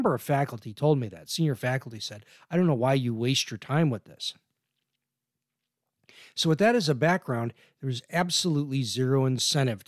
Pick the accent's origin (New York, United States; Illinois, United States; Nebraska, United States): Illinois, United States; Chicago; when I was growing up in Chicago